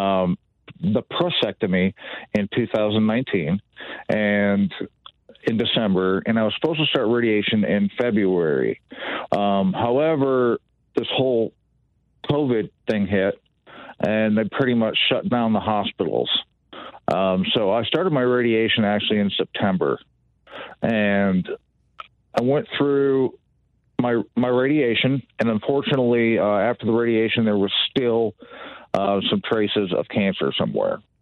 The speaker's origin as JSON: {"language": "English", "town": "Dearborn", "region": "Michigan", "country": "United States", "tie": "born or raised there", "also_born_or_lived": "Allen Park, Michigan", "said": "I was born in Dearborn, right outside uh, Detroit, in uh, the, the mid 70s and I, I grew up in uh, right outside Detroit."}